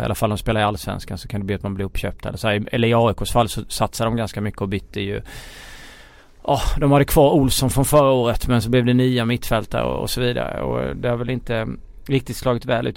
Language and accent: Swedish; Småland, Sweden; accent: Småländska; min småländska stämma